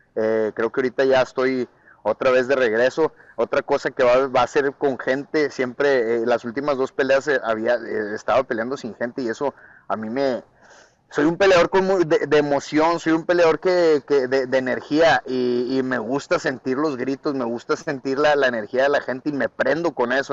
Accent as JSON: {"language": "Spanish", "region": "northern Mexico", "country": "Mexico", "said": "yo soy un guerrero mexicano"}